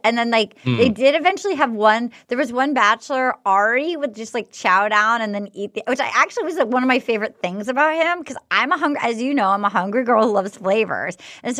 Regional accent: New England, United States; I'm from New England. My family didn't discuss feelings much.

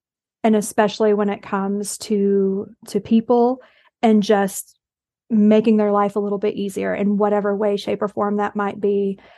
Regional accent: the South, United States; I am from the South. I did go to one of those rural high schools.

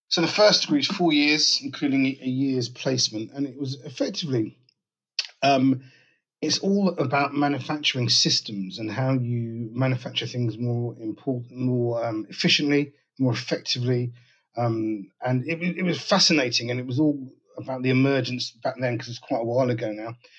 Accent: London, United Kingdom; I'm based in northwest London, a place called Dollis Hill, just around the corner from where I was born, actually, in Willesden

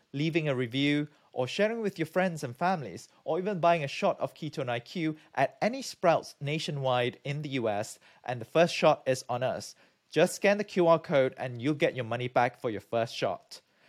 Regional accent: Malaysia; moved away as an adult; also born or lived in United Kingdom; now in United States; I'm from Malaysia, I got my PhD from the UK

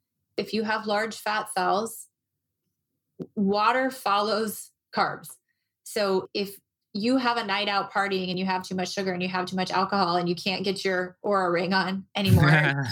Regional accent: Moline, Illinois, United States; also born or lived in Berkeley / Chicago; now in Arizona, United States; I moved to Arizona. I grew up in the Midwest. I grew up in Moline, Illinois, and I felt just like everybody else feels there about mid-February.

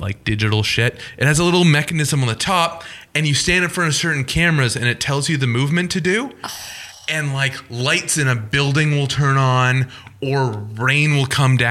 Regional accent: Newmarket, Ontario, Canada; I grew up in Newmarket, which is about an hour north.

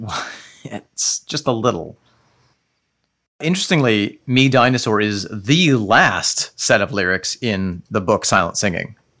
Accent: United States; I, as an American

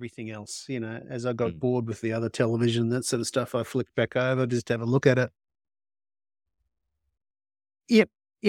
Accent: Australia; You know, if I was British, I'd probably have a very different opinion, but because I'm Australian.

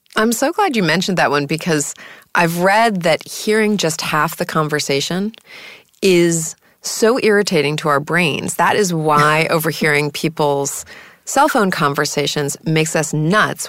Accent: New York City, New York, United States; when I was a little girl growing up in New York City

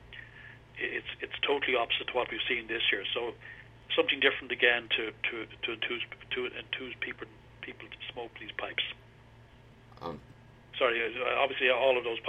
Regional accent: Ireland; I'm an Irishman. I'm very proud

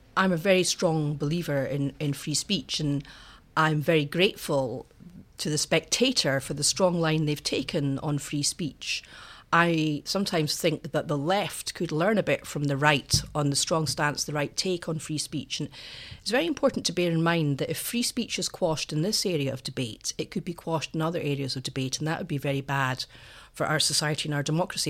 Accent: Edinburgh, Scotland, United Kingdom; I went to a small girls' convent school on the south side of Edinburgh for my secondary

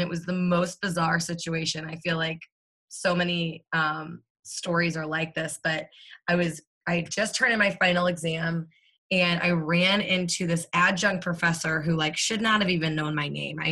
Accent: St. Louis, Missouri, United States; born and raised in St. Louis, Missouri

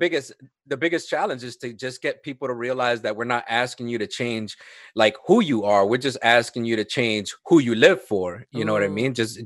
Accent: Connecticut, United States; also born or lived in Puerto Rico (family); now in Virginia Beach, United States; I was raised up in Connecticut

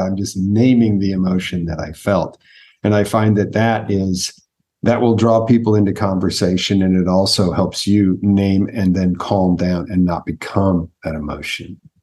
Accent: United States; first language English; Native American born, so I was born in America. English is my first language

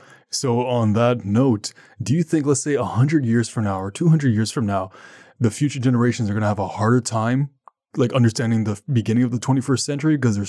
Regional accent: Canada; I'm 28, I'm from Canada.

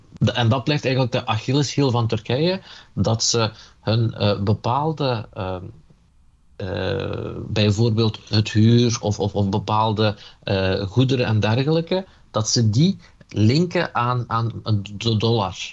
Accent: Limburg, Flanders, Belgium; also born or lived in Elazığ, Turkey (parents' origin); je kunt mij eh, eh, een, Turks-Koerdische Limburger noemen

